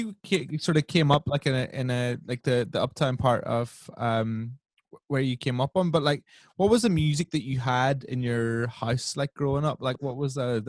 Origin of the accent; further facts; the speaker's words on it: Northern Ireland, United Kingdom; moved away; I grew up in Northern Ireland.